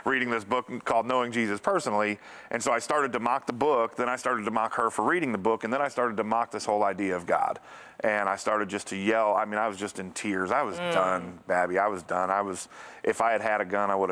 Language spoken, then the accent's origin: English; Connecticut, United States; moved away; also born or lived in Bible Belt; I grew up in Northeast, we're in Connecticut, up in the Northeast, we're in New England